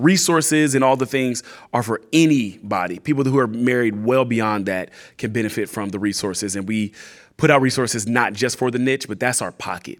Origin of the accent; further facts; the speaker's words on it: California, United States; moved away as an adult; also born or lived in Atlanta, Georgia; now in San Antonio, United States; we're from California